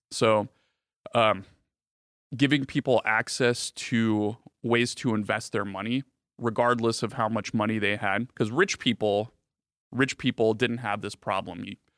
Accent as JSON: {"language": "English", "country": "Bulgaria", "tie": "born there", "said": "So I was born in Bulgaria, mm-hmm. as you guys might know. It's a small country in Eastern Europe."}